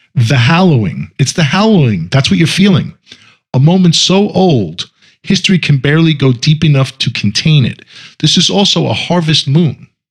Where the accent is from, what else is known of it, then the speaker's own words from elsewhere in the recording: United States; I'm American also